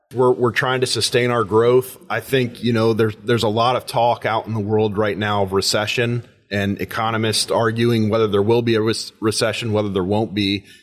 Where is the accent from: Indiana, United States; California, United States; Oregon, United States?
Indiana, United States; Western; moved away as an adult; now in Paulding County, Ohio, United States; I grew up in Western Indiana, a small, small community, much like Paulding County.